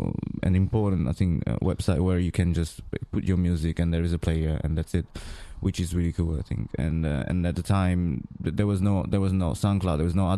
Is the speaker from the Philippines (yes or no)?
no; Milan, Lombardy, Italy; English is a second language; also born or lived in Greece; Well, I was born in Greece, and then suddenly after 4 years and a half, I moved to Italy, and then I grew up there in Milano.